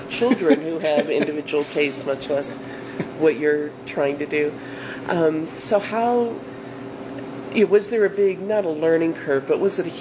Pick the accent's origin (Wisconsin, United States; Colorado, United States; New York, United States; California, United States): Colorado, United States; I'm from Colorado